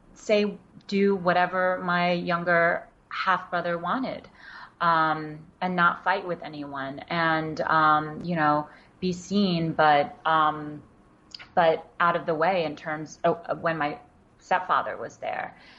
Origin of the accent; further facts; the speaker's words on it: New York City, New York, United States; first language Wenzhounese; English is a second language; also born or lived in Wenzhou, China; I grew up in Queens in New York